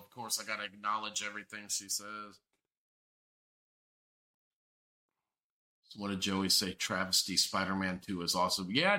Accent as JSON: {"language": "English", "region": "Mississippi", "country": "United States", "tie": "born or raised there", "said": "I was born there. Mississippi."}